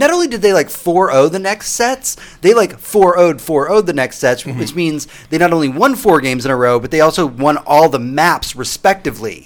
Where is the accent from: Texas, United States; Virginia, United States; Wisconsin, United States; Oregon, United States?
Texas, United States; Houston; now in Austin, United States; Tony, you and I are from Houston